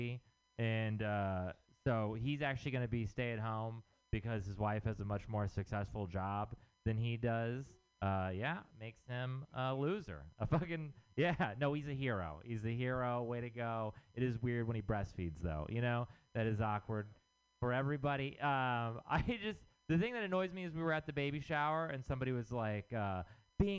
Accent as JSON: {"language": "English", "region": "Texas", "country": "United States", "moved": "yes", "said": "I'm from Texas."}